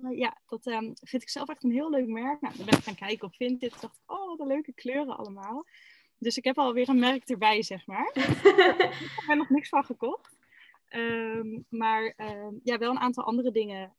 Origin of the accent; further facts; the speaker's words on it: Groningen, Netherlands; moved away as an adult; now in Eijhorst, Netherlands; ik kom uit Groningen, officieel.